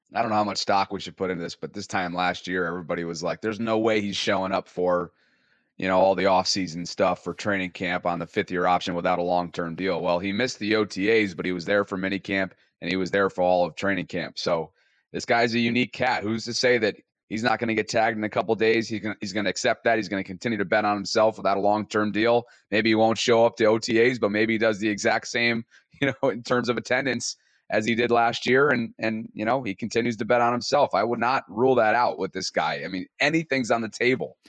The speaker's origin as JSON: {"language": "English", "town": "Albany", "region": "New York", "country": "United States", "moved": "yes", "lives_now": "Baltimore, United States", "said": "Originally from Albany, New York"}